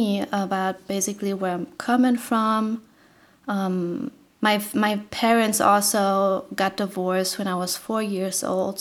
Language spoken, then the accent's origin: English; Berlin, Germany; also born or lived in Brandenburg; I was basically raised in Berlin, and later on we moved into the outer skirts of Berlin, to Brandenburg, east side of Berlin. I spent my teenage years there.